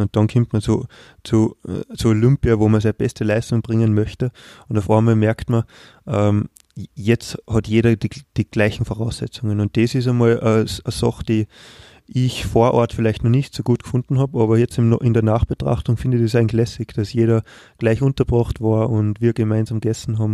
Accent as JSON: {"language": "German", "country": "Austria", "said": "wir als Österreicher"}